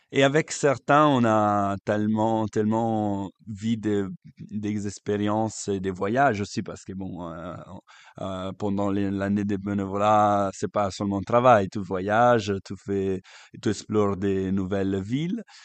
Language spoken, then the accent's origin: French; Lake Como, Lombardy, Italy; French is a second language; moved away as an adult; now in Belgium; je suis italien et je viens du lac